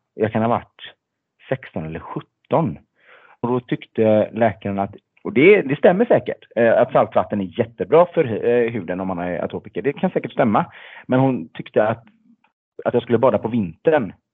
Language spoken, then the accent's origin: Swedish; Gothenburg, Västra Götaland, Sweden; född och uppvuxen i Göteborg